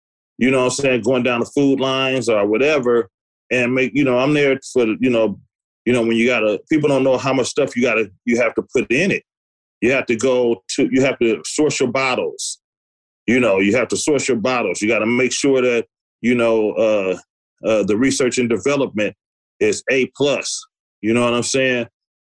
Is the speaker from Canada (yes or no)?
no; the Bay Area, California, United States; I'm just from the Bay Area